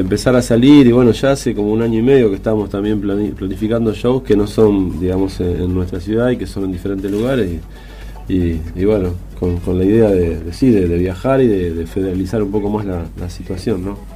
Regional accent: La Plata, Buenos Aires Province, Argentina; nosotros somos la ciudad de La Plata

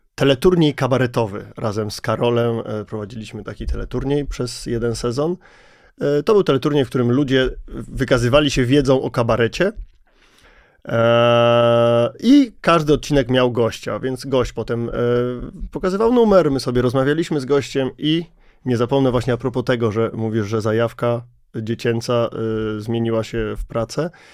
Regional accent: Kielce, Świętokrzyskie Voivodeship, Poland; to jest osiedle, z którego ja jestem

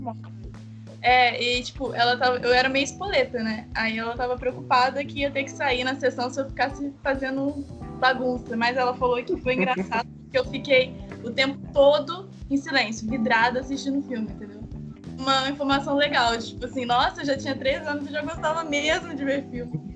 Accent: Itatiaia, Rio de Janeiro, Brazil; eu sou do Rio de Janeiro, no interior, de Itatiaia

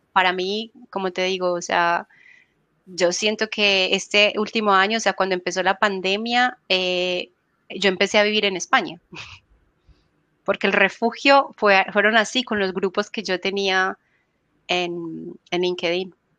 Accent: Colombia; moved away as an adult; also born or lived in Buenos Aires, Argentina; now in Spain; yo soy colombiana

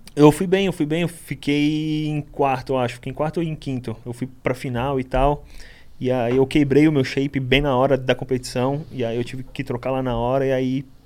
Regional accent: Guarujá, São Paulo, Brazil; also born or lived in Itanhaém; Eu sou da periferia do Guarujá, ali Vicente Carvalho

